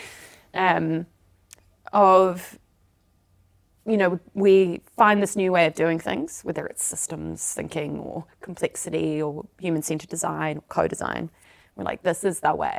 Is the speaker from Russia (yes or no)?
no; South Africa; moved away; I'm originally from South Africa, so we're the Dutch of the South